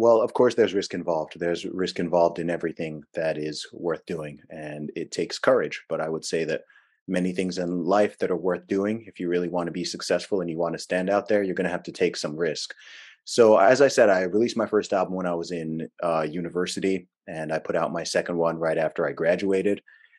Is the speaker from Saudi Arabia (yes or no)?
yes; Saudi Arabia; also born or lived in England, United Kingdom; I was born in England. I grew up in the Middle East in Saudi Arabia. Actually lived over there for about 20 years.